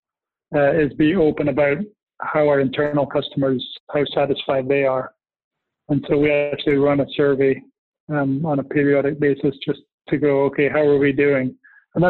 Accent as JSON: {"language": "English", "region": "Scotland", "country": "United Kingdom", "tie": "born or raised there", "said": "I was born in Scotland"}